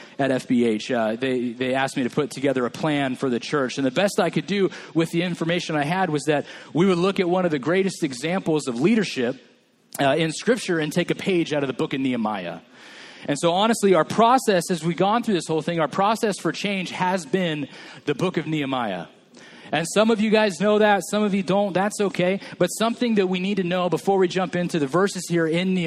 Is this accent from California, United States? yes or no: yes; Atwater, California, United States; moved away as an adult; also born or lived in Chico, California / Merced, California / Fresno, California; now in Hanford, United States; I grew up in Atwater